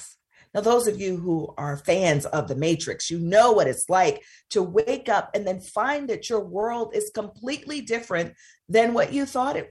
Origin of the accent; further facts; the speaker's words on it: the South, United States; It comes from growing up in the South